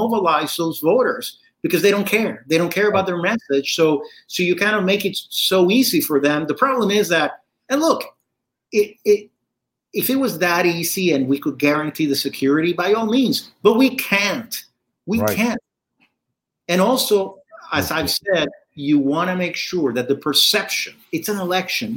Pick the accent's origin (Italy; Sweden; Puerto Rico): Puerto Rico; I was born and raised in Puerto Rico